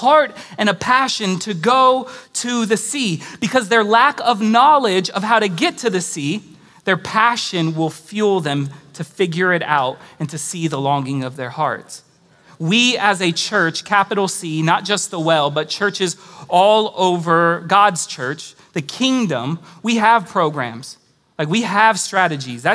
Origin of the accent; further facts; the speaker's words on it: California, United States; moved away as an adult; now in Austin, United States; I moved here from California